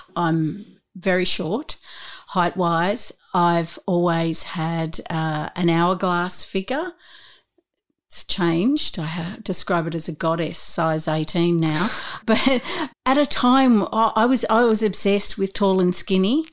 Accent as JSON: {"language": "English", "town": "Newcastle", "region": "New South Wales", "country": "Australia", "tie": "born or raised there", "said": "I grew up in Newcastle"}